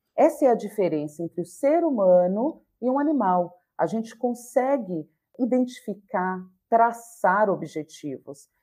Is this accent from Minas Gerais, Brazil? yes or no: no; Bahia, Brazil; eu sou baiana